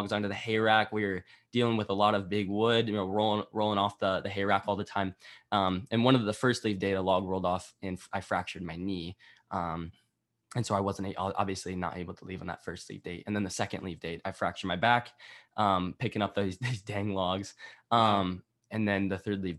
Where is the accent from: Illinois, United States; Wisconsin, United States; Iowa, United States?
Iowa, United States; I was from Iowa. Right by the University of Iowa